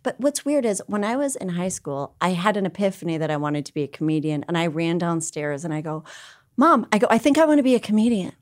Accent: New Hope, Minnesota, United States; I grew up in a town called New Hope

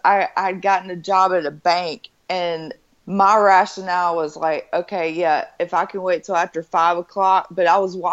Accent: Hattiesburg, Mississippi, United States; moved away as an adult; now in Florida, United States; I'm originally from Hattiesburg, Mississippi.

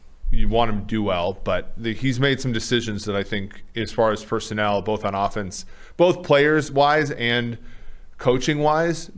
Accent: Minneapolis, Minnesota, United States; growing up in the Twin Cities

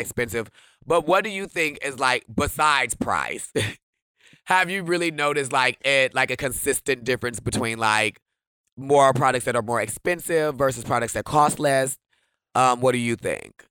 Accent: Wisconsin, United States; I'm from Wisconsin

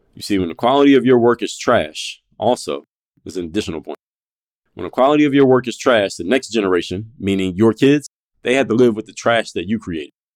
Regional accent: Philadelphia, Pennsylvania, United States; now in Miami, United States; I live in Miami, Florida, but I'm actually from Philadelphia, P

